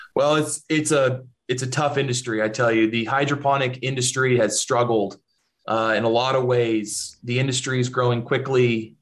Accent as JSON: {"language": "English", "area": "Central Valley", "region": "California", "country": "United States", "tie": "born or raised there", "also_born_or_lived": "Bay Area, California", "said": "I grew up in the Central Valley in California, where there's big agriculture all around"}